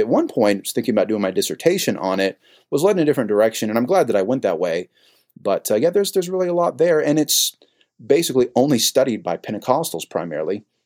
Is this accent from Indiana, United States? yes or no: no; San Jose, California, United States; was born and raised in San Jose, California